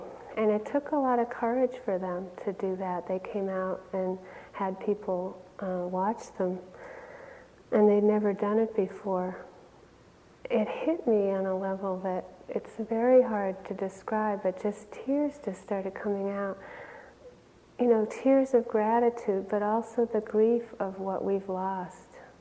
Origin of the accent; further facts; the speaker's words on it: Wayland, Massachusetts, United States; where I grew up in Wayland, Massachusetts